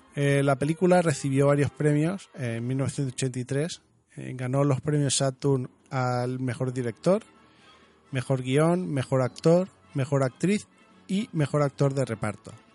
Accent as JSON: {"language": "Spanish", "region": "Region of Murcia", "country": "Spain", "said": "yo soy murciano"}